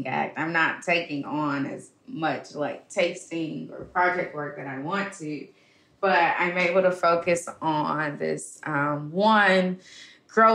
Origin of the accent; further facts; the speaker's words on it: Birmingham, Alabama, United States; I'm from Birmingham, and I think growing up in such a civil rights area just really ingrained in me